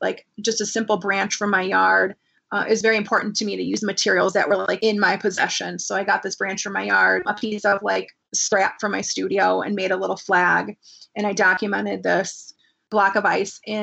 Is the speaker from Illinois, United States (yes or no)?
yes; Orland Park, Illinois, United States; also born or lived in Chicago, Illinois / Wisconsin; I was born in Chicago, like in the city, and lived in a small suburb right outside the city for a couple years. And then my dad got transferred through his work